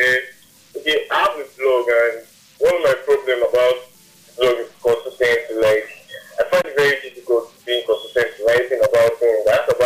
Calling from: Shomolu, Lagos, Nigeria; I'm calling from Shimolu.

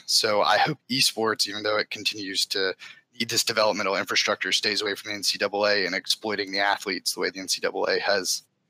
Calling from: Raleigh, North Carolina, United States; Raleigh, North Carolina.

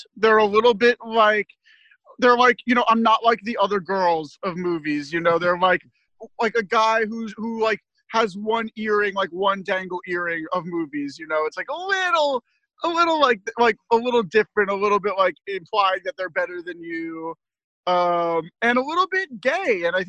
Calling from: Westchester, New York, United States; I'm coming from Westchester, New York, which is, I can't really share more details than

